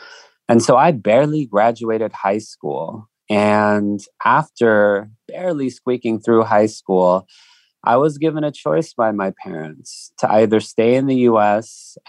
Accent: Riverside, California, United States; So I came to the United States when I was 2 years old. I grew up in Riverside, just right up the freeway.

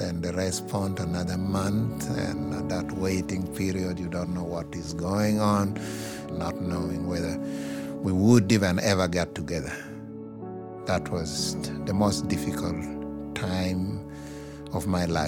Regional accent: Uganda; moved away as an adult; now in San Diego, United States; I came from Uganda and came to this country as a refugee

